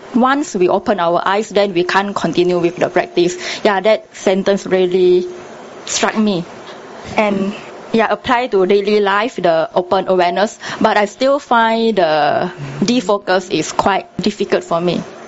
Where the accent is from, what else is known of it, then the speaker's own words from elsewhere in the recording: Tanah Merah, Kelantan, Malaysia; I was exposed to meditation when I was very young in my hometown